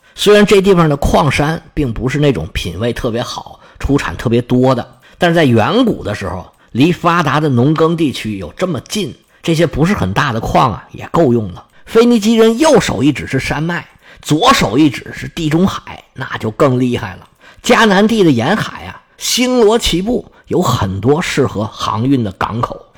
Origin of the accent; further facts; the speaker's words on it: China; 我们中国人说大红大紫